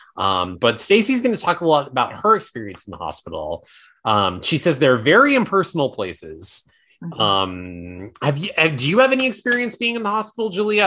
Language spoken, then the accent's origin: English; Placerville, California, United States; my hometown of Placerville